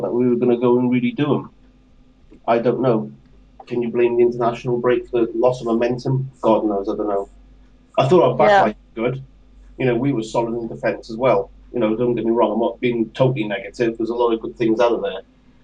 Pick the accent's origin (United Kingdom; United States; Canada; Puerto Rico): United Kingdom; England; I'm English by birth